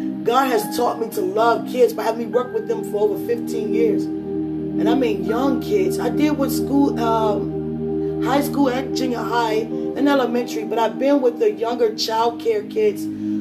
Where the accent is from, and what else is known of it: United States